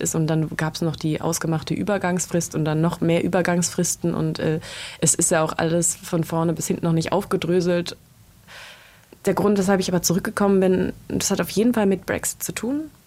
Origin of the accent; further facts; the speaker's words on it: Germany; also born or lived in Berlin / London; wir als Deutsche